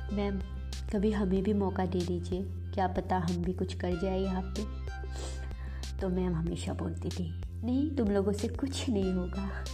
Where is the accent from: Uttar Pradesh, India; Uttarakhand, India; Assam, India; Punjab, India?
Assam, India; Tezpur; moved away as an adult; now in Gurugram, India; मैं तेजपुर असम की रहने वाली हूँ